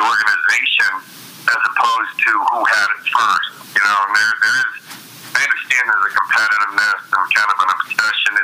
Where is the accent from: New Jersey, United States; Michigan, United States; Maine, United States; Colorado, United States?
Maine, United States; also born or lived in Cincinnati / Denver; now in Philadelphia, United States; I grew up in New England. I grew up in Maine